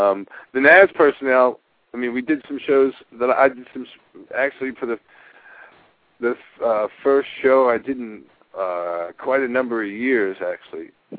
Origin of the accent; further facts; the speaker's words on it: Philadelphia, Pennsylvania, United States; also born or lived in South Jersey; Even though we're from Philadelphia